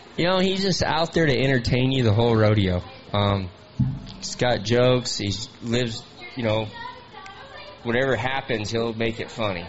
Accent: Lakeside, California, United States; I'm from Lakeside, California

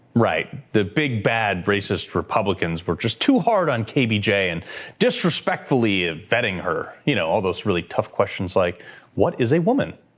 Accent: Connecticut, United States; my home state of Connecticut

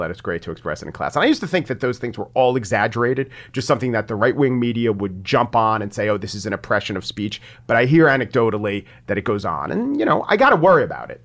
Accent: Nassau County, New York, United States; I grew up in Nassau County

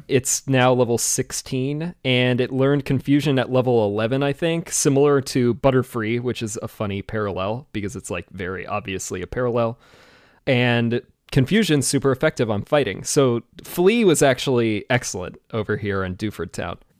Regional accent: Washington, United States; I'm from Washington State

